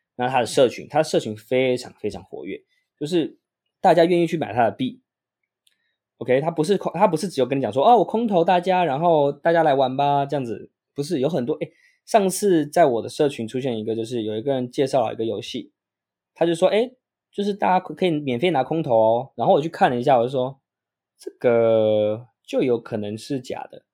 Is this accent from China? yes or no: no; Taiwan; 我们台湾人对于英文不是那么的强项嘛